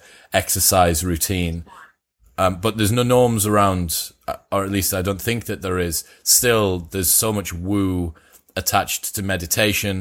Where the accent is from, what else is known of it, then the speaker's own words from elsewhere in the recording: Teesside, North East England, United Kingdom; I'm from Teesside, so we weren't taught much about